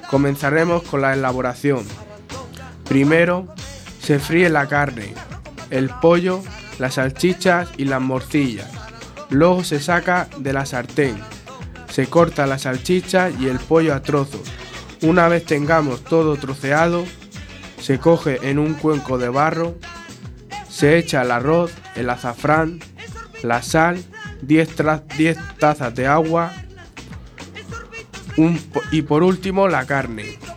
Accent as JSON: {"language": "Spanish", "region": "Region of Murcia", "country": "Spain", "said": "os diremos unas recetas de mi tierra, unos sabrosos platos tradicionales de Murcia."}